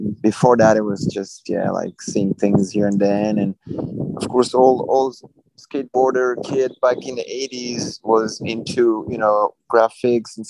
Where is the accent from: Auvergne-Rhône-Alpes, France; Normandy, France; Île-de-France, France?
Île-de-France, France; Fontainebleau; I grew up in Fontainebleau. It's a small town, like an hour south of Paris in France